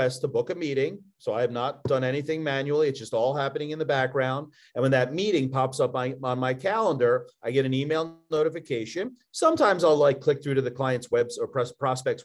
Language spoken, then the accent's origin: English; Philadelphia, Pennsylvania, United States; accent: Philly; now in Louisville, United States; My Philly accent can't be transcribed. It's too aggressive